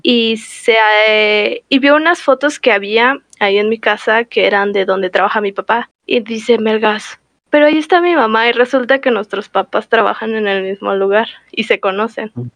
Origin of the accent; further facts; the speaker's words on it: Toluca, State of Mexico, Mexico; Somos de Toluca los dos